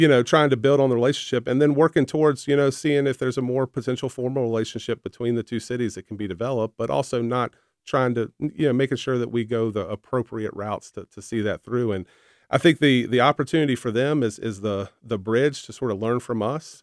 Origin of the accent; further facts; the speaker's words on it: the Shenandoah Valley, Virginia, United States; growing up in the valley, growing up in the mountains